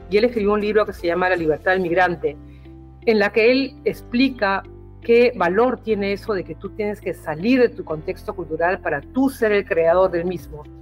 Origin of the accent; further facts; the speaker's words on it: Peru; now in Berlin, Germany; porque vengo del Perú, no parezco peruana, o sea, también Europa es así que espera que el peruano que llega sea más peruano que yo, ¿no? con esa cara de gringa